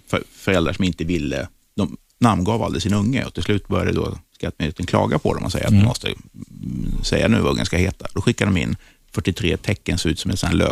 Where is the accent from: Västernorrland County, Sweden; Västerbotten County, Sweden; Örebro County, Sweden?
Västerbotten County, Sweden; jag är uppvuxen i Västerbotten